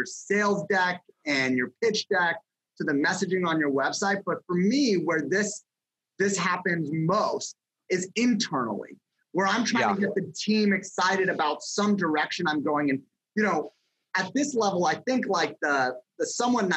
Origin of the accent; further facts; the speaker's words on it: Los Angeles, California, United States; moved away as an adult; also born or lived in Las Vegas / Columbus, Ohio; I grew up in Los Angeles and I went to college in Las Vegas